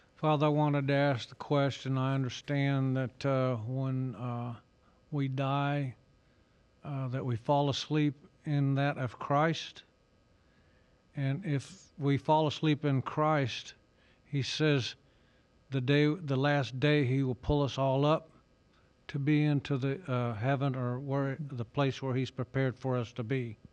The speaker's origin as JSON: {"language": "English", "town": "Jacksonville", "region": "North Carolina", "country": "United States", "said": "I'm from, uh, Jacksonville, North Carolina"}